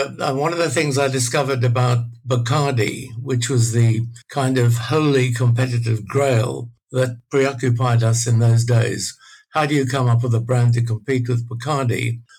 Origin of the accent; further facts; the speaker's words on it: Australia; Being Australian was very macho.